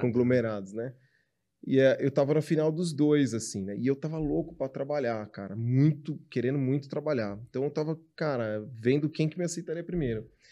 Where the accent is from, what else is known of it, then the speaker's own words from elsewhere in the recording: São Carlos, São Paulo, Brazil; eu sou do interior de São Paulo. Minha mãe é ainda mais do interior, eu sou de São Carlos